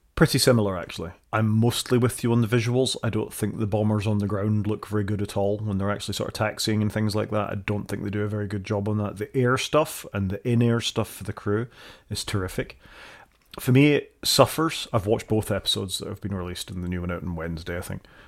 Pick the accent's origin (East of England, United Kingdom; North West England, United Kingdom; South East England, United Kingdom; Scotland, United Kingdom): Scotland, United Kingdom; accent: Scottish; my accent